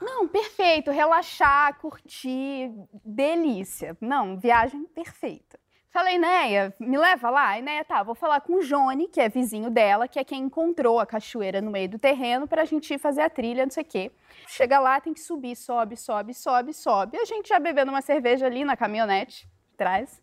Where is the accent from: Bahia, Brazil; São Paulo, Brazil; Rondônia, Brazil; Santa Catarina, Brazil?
Santa Catarina, Brazil; Corupá; now in Rio de Janeiro, Brazil; Eu sou do interior de Santa Catarina, uma cidade muito pequena, que tem muitas cachoeiras, mais de 170 cachoeiras